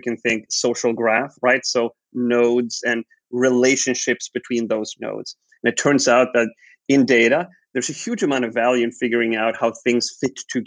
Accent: Sweden; I was born and raised in Sweden, grew up here

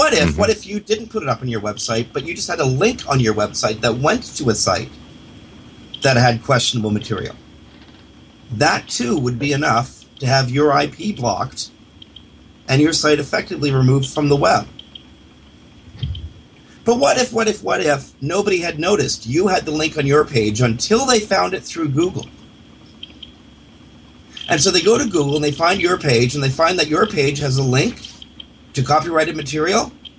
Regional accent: United States; Now, I'm American and in Canadian speak, I'm a very liberal person.

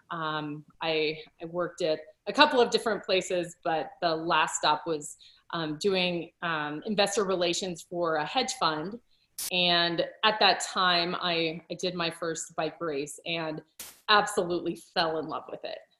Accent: Colorado, United States; moved away as an adult; also born or lived in England; i wanted to return to my home state i grew up in colorado

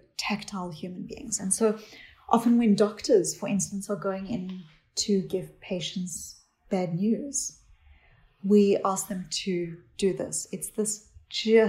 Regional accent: South Africa; I grew up in South Africa

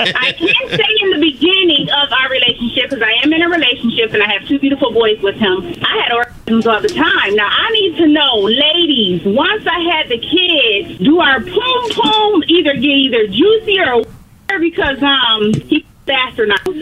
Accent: Rochester, New York, United States; now in Cleveland, United States; I'm calling from Cleveland, Ohio, originally from Rochester, New York.

